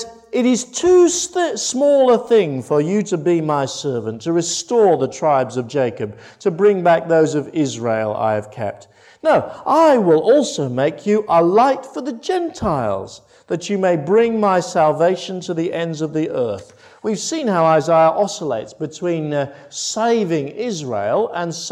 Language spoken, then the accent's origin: English; Crediton, South West England, United Kingdom; my hometown in Crediton